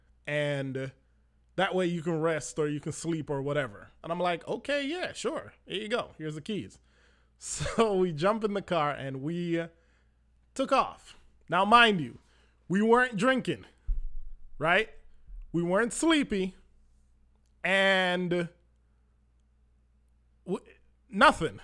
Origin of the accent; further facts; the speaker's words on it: Manchester Parish, Jamaica; I was born in Manchester, and for driving from Manchester to Montego Bay, that was a thing that my family always did